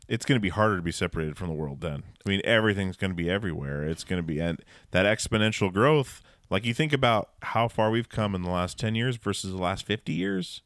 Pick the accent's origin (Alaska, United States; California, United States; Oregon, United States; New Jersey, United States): Alaska, United States; growing up in Alaska